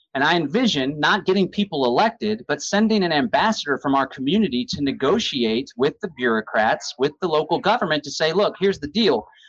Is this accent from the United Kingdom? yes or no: no; Austin, Texas, United States; I'm from Austin, so we have this Austin Trail of Lights